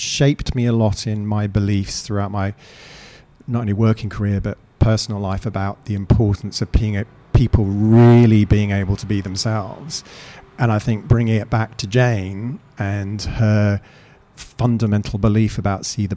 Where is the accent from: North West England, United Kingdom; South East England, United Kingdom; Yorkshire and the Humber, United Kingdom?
South East England, United Kingdom; Eastbourne; moved away as an adult; also born or lived in Canada / London; now in Australia; I was born in Canada. I was then brought up in the south coast of the UK, a lovely spot called Eastbourne near Brighton